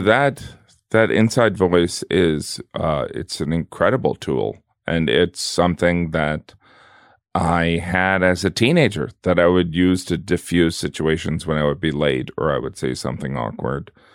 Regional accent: the Rust Belt, a small town in the Midwest, United States; moved away

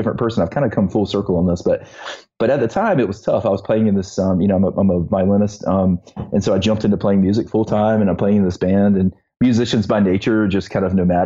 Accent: Eastern North Carolina, United States; I was growing up in Eastern North Carolina

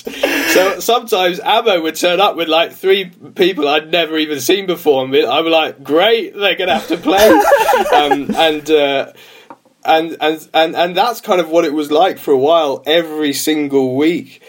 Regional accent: London, United Kingdom; moved away as an adult; also born or lived in Liverpool; I'm from London, grew up just around the corner from Highbury, but my dad was from Merseyside.

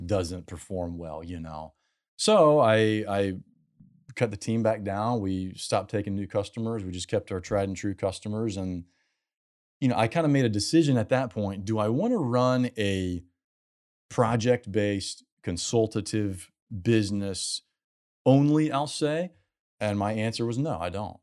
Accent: South Carolina, United States; also born or lived in California; now in Houston, United States; I'm from South Carolina

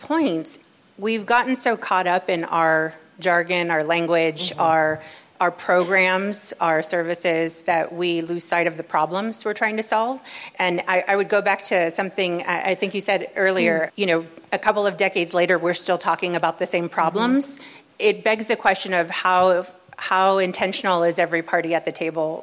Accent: Los Angeles, California, United States; I come from the LA region. This was my born and raised here in the LA region

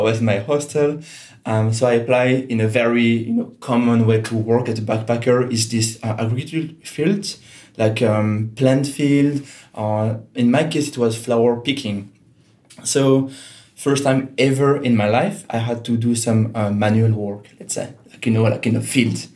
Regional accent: Geneva, Switzerland; first language French; English is a second language; moved away as an adult; also born or lived in Germany; now in Portugal; I'm from Geneva in Switzerland, which is a very international city.

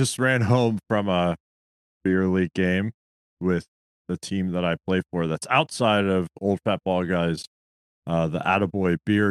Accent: Gaithersburg, Maryland, United States; my hometown of Gaithersburg, Maryland

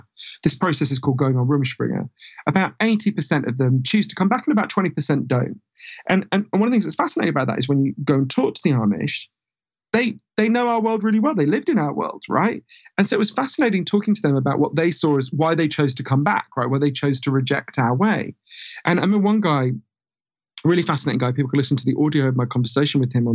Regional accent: London, United Kingdom; accent: weird Downton Abbey accent; I grew up in a part of North London where there was a big Orthodox Jewish community.

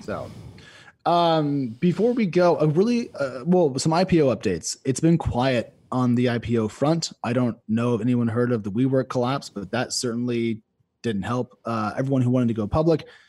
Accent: United States; as an American

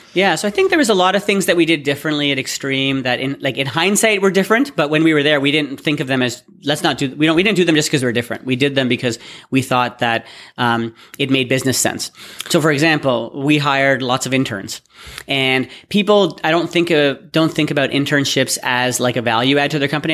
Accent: Toronto, Ontario, Canada; also born or lived in Waterloo / Austin; I'm from, born and bred in Toronto

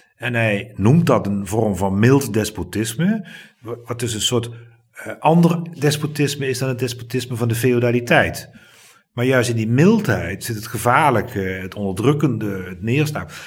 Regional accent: Limburg, Netherlands; ik ben geen Brabander. Nee, ik ben Limburg

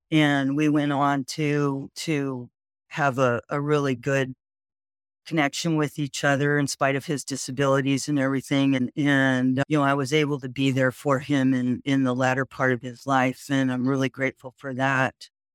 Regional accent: Whittier, California, United States; I grew up in Whittier, California, which is hometown of former President Richard M. Nixon.

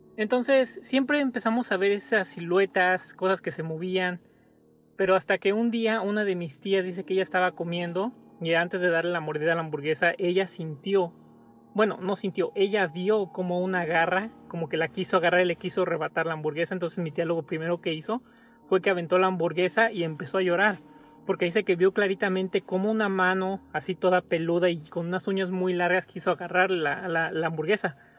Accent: Mexico; moved away; regresar a mi casa a México

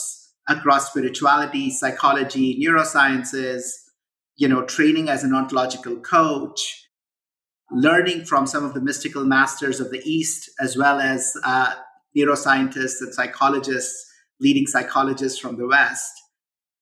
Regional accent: India; moved away as an adult; now in United States; I grew up in India. I moved to the US in 97 when I was 23.

